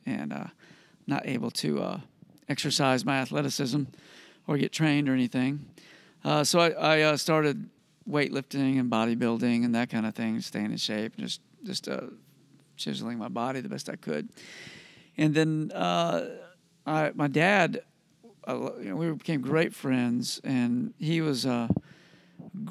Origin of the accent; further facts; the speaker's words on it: Lakeland, Florida, United States; also born or lived in Miami, Florida / Sarasota, Florida; I was there till I was six, and then moved to Lakeland, where I grew up pretty much. And that's the middle of the state